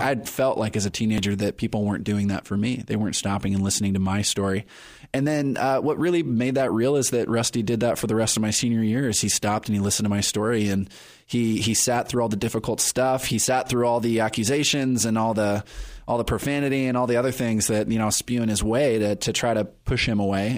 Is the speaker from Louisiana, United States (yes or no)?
no; Perris, California, United States; also born or lived in Riverside, California; now in San Diego, United States; I grew up in Paris, California